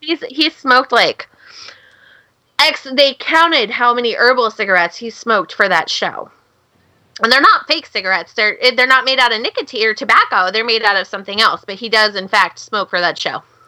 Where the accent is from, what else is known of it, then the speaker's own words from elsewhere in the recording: Pacific Northwest, United States; I'm from the Pacific Northwest, where logging is a big thing